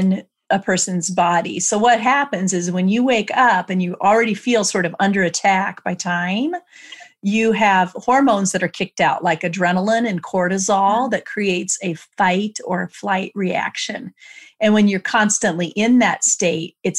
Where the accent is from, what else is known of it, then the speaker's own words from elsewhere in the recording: Iowa, United States; this is how we say it in Iowa